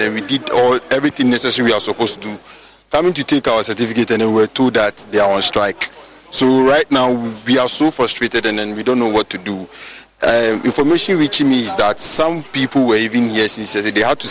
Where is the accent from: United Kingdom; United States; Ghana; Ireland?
Ghana; I'm from Fafraha, a distant student of UCC.